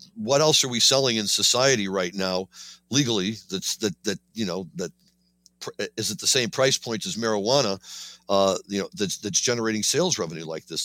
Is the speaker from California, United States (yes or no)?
no; Missouri, United States; my home state, Missouri